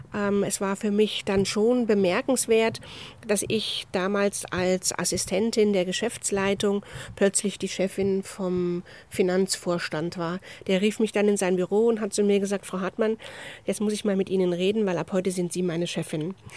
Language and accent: German; Rhineland, Germany; ich bin eine rheinische Frohnatur